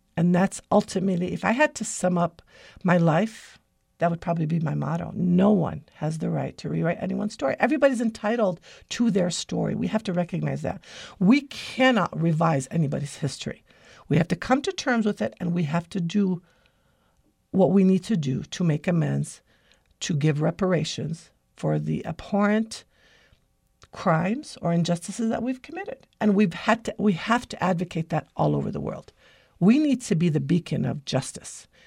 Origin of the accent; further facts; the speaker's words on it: United States; My grandfather immigrated to America in nineteen fourteen